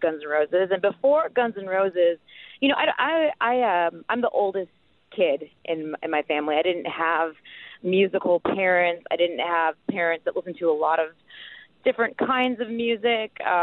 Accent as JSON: {"language": "English", "region": "Midwest", "country": "United States", "tie": "born or raised there", "said": "being a kid growing up in the Midwest"}